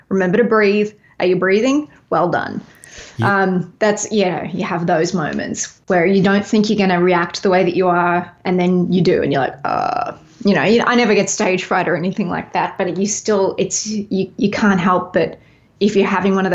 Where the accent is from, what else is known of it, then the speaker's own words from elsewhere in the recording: Nashville, Tennessee, United States; also born or lived in Los Angeles, United States; I know it is my it is my hometown. I've been here like I was in LA for was in LA for a little bit longer than I've been in Nashville now